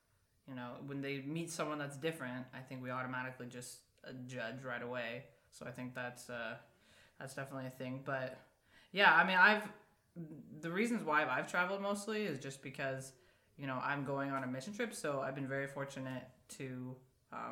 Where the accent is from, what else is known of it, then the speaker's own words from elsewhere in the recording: Colorado, United States; moved away as an adult; also born or lived in Nebraska; I'm actually from Colorado